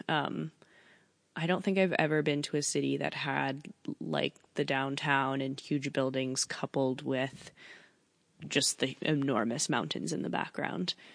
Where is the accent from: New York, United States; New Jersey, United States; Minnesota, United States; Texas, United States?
New York, United States; I'm from New York